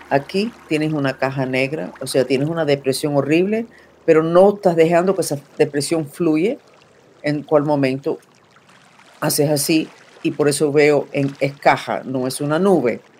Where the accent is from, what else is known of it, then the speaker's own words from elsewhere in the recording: Cuba; soy cubana, especialista en todas las habilidades psíquicas muy desarrollado